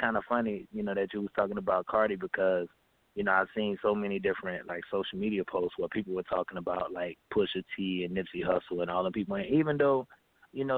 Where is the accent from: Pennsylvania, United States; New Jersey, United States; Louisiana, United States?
Louisiana, United States; New Orleans; Growing up in New Orleans